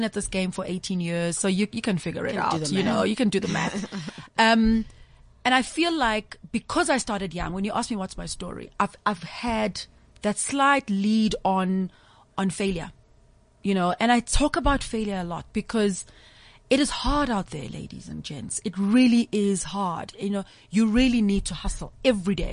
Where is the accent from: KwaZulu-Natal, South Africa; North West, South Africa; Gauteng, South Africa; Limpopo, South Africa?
KwaZulu-Natal, South Africa; Umlazi; I'm a young girl from Natal. I'm from Mlazi